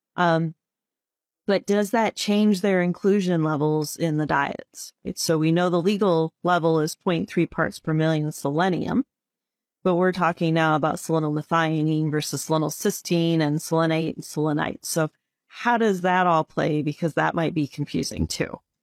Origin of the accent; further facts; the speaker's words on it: Illinois, United States; I grew up in Illinois